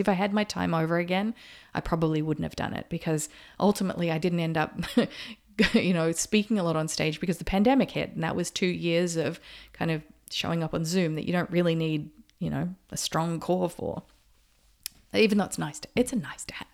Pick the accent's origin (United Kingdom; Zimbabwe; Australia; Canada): Australia; moved away; also born or lived in Noosa, Queensland; I grew up in Australia, and when I lived in Noosa, Queensland, that is just paradise